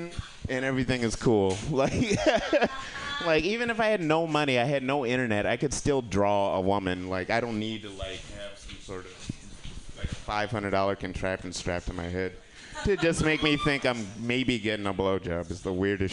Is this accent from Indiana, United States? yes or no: no; Kalamazoo, Michigan, United States; moved away; my hometown, Kalamazoo